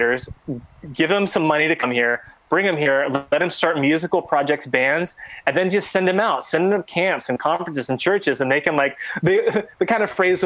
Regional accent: Texas, United States; moved away; also born or lived in San Diego area, California / Sacramento, California; I was born in Texas. And so I was kind of raised in really that Bible Belt area and that culture.

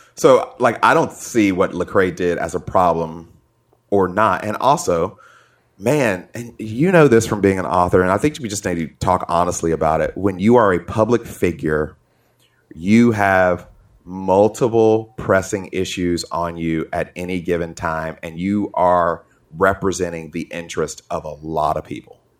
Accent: Atlanta, Georgia, United States; I grew up in Atlanta

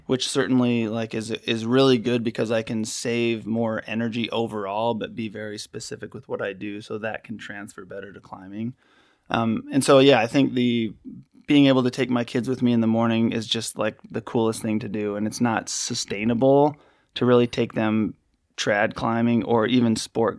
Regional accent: Utah, United States; moved away as an adult; also born or lived in Hawaii / Crested Butte, Colorado / Salt Lake City; I grew up in Utah

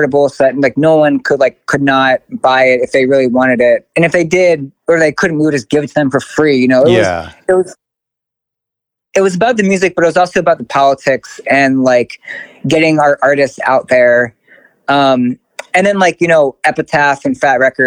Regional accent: Baltimore, Maryland, United States; moved away as an adult; also born or lived in Keene, New Hampshire; I'm from Baltimore, but I went to college in Keene, New Hampshire

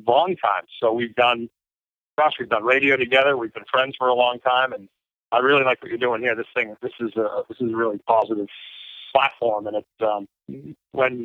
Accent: North Shore, Massachusetts, United States; also born or lived in Bangor, Maine; I grew up in Massachusetts

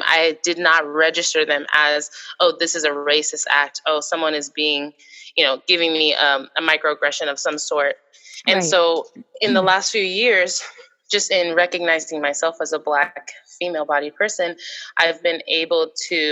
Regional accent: Seattle, Washington, United States; myself, I'm from Seattle, Washington.

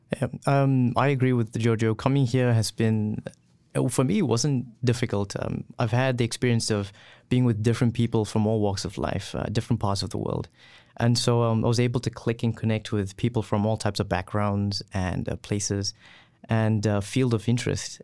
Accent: KwaZulu-Natal, South Africa; moved away as an adult; also born or lived in Gauteng; now in Lethbridge, Canada; I'm originally from KwaZulu-Natal, uh, but now, uh, currently my family lives in Gauteng

